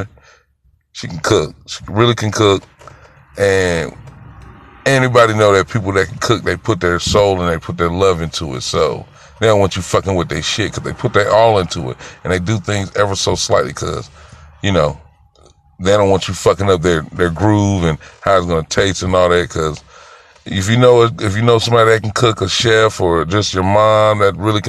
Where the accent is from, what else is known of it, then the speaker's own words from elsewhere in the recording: Greenville, South Carolina, United States; I'm from Greenville, South Carolina.